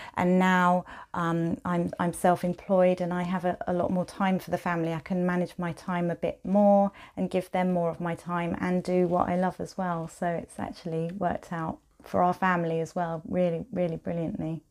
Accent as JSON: {"language": "English", "town": "Maidstone", "region": "South East England", "country": "United Kingdom", "tie": "born or raised there", "also_born_or_lived": "Medway / Norwich / Canterbury / Jersey", "moved": "as an adult", "lives_now": "Wellington, United Kingdom", "said": "So I grew up in Kent, um, mostly Maidstone and then Medway."}